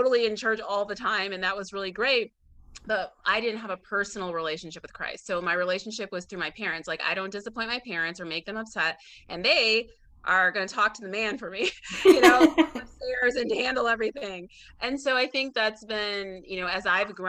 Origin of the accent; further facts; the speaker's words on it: Illinois, United States; moved away as an adult; now in Atlanta, United States; I'm from Illinois